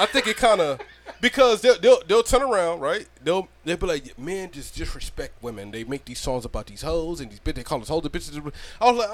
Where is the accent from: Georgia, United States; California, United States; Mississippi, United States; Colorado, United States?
Georgia, United States; I'm from Georgia